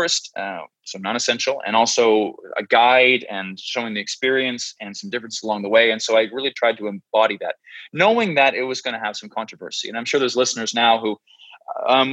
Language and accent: English; New Brunswick, Canada; moved away as an adult; also born or lived in Mexico City, Mexico; I've spent time between my hometown in the East Coast of Canada, a small province called New Brunswick, where my family's from